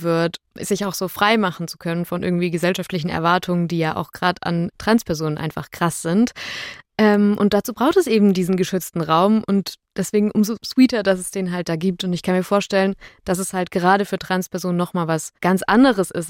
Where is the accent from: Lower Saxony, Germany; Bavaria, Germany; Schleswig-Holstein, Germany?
Bavaria, Germany; a small Bavarian village, Germany; moved away; ich war sieben Jahre lang in dem kleinen bayerischen Dorf, wo ich herkomme, im Kirchenchor